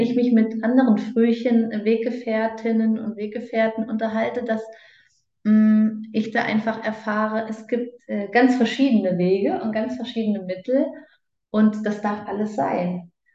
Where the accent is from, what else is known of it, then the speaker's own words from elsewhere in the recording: Germany; now in Switzerland; gebürtig aus Deutschland, lebend momentan in der Schweiz.